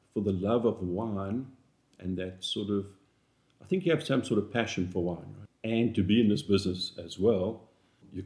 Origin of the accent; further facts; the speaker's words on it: South Africa; moved away as an adult; now in North Carolina, United States; we grew up in South Africa where they've made wine for over 400 years